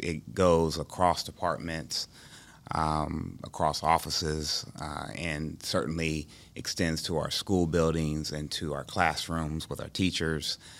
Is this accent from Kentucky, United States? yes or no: no; Dayton, Ohio, United States; moved away as an adult; also born or lived in Columbus, Ohio; I'm from Dayton, Ohio originally, I will, um, came to, uh, Columbus for Ohio State